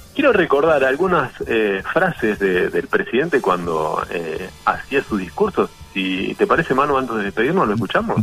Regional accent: Argentina; como argentino

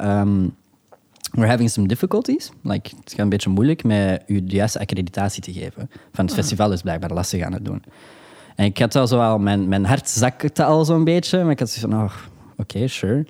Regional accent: Antwerp, Flanders, Belgium; ik ben een jongen van Antwerpen

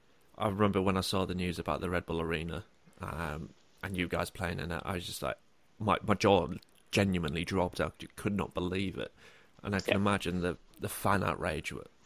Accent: United Kingdom; I mean, I am a Northerner

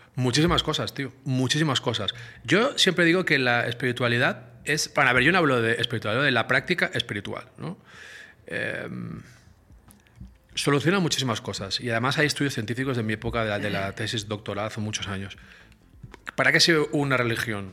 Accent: Barcelona, Catalonia, Spain; nací en Barcelona, en el Mediterráneo

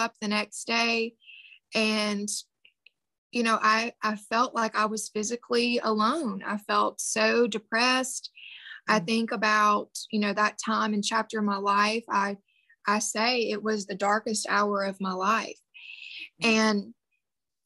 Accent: the Bible Belt, United States; I grew up in the Bible Belt

